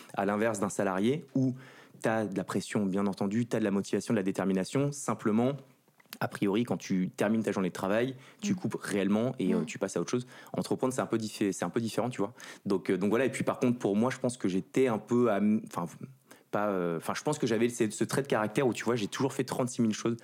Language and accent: French; Ville-d'Avray, Île-de-France, France; also born or lived in Saint-Cloud; je viens du 92, pas très loin d'ici